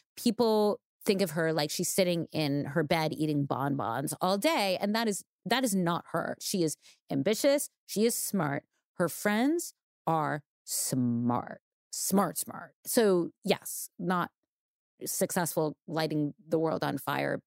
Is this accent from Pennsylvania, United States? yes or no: no; New York, United States; growing up in New York